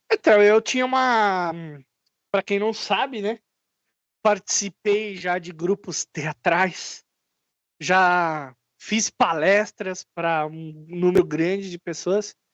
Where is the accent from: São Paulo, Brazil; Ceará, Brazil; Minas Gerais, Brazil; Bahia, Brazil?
Minas Gerais, Brazil; Barbacena; Ah, eu, quando cresci lá em Barbacena, quando era pequeno